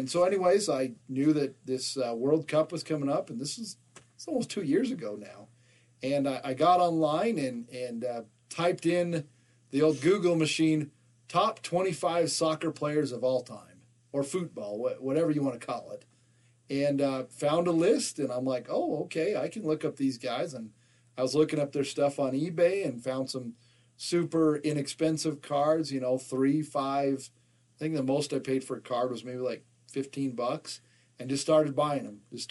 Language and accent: English; Salt Lake City, Utah, United States; All four of us from Salt Lake City.